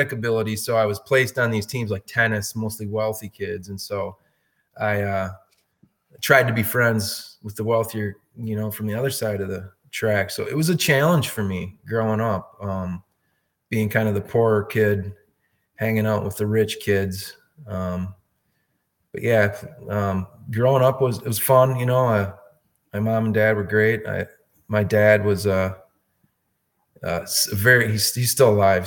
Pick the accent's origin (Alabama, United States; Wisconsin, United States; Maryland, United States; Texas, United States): Wisconsin, United States; La Crosse; Born and raised in La Crosse, Wisconsin